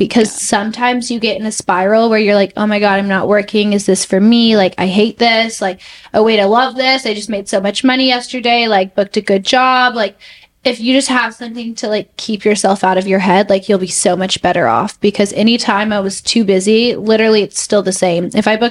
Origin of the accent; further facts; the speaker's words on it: Texas, United States; I was like, sorry, I'm just from Texas.